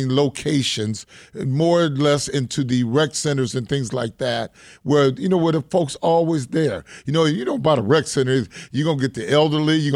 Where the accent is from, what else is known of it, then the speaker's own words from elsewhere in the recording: Detroit, Michigan, United States; I was born in 1956 in Women's Hospital in the heart of Black Bottom. Mm-hmm. We lived at 3154 East 4th Street, right on King's football field